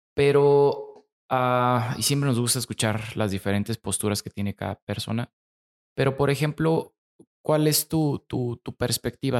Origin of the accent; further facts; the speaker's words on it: Mexico; como mexicanos somos muy afortunados por, el país que tenemos